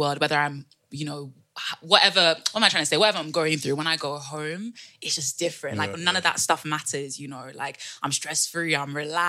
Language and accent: English; Ghana; moved away as an adult; also born or lived in United Kingdom; now in Netherlands; growing up in Ghana was the best thing that ever happened to me. Like, I think of the fact that like, obviously my dad's Dutch, so I could have grown up here as well. But I'm so grateful that whatever reason they decided to stay in Ghana